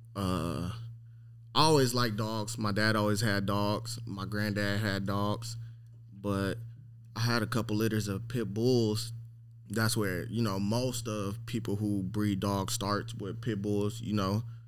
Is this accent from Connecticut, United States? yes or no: no; Long Beach, California, United States; I'm from Long Beach, California